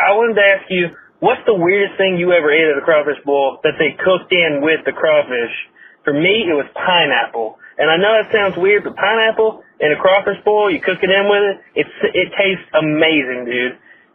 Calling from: Covington, Louisiana, United States; calling to you from Covington, Louisiana, man.

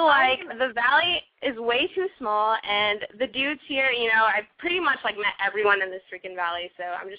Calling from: Palm Springs, California, United States; Palm Springs.

